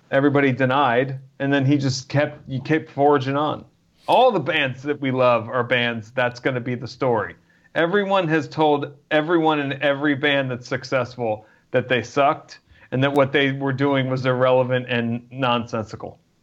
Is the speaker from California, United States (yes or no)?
no; New Jersey, United States; I grew up in New Jersey